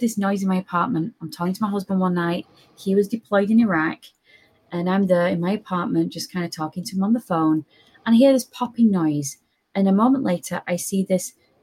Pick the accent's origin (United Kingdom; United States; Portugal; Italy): United Kingdom; Lancashire, North West England; moved away; I'm from Lancashire.